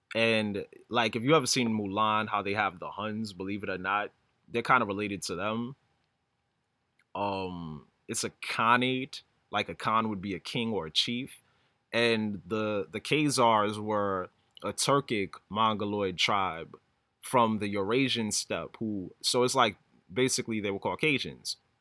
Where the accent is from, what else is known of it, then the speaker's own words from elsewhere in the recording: New York, United States; I've been living in New York my whole life